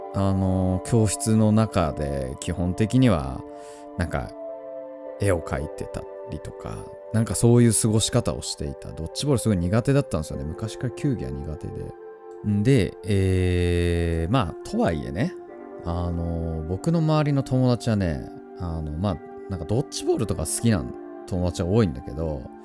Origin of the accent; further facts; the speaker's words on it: Tohoku, Japan; 僕は東北 の生まれですね。うん、まあ、田舎、うん、ただなんか田んぼとか畑がいっぱいあるっていうわけじゃないんだけど、本当に周りに何もない。まあ、田んぼもあったかな。あったけど、なんかまあ、本当に遊ぶ場所が公園ぐらいしかないような場所で育ったんですよ